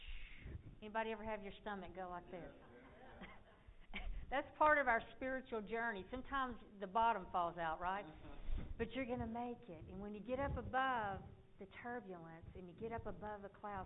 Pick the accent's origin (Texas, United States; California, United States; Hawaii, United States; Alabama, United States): Alabama, United States; moved away as an adult; I came from Alabama with a Bible on my knee. And I traded my banjo for a Bible 24 years ago. When I left Alabama